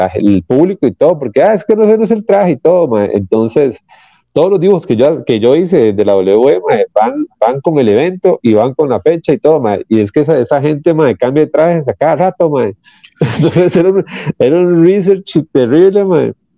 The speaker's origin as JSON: {"language": "Spanish", "town": "San Rafael", "country": "Costa Rica", "said": "soy de San Rafael"}